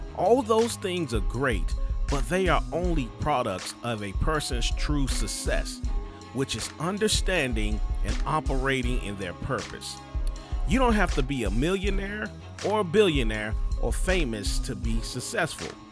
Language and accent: English; Durham, North Carolina, United States; I'm originally from Durham